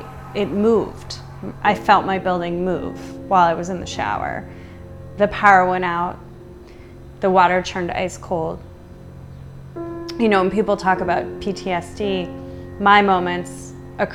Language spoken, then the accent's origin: English; United States; also born or lived in New York City; as an American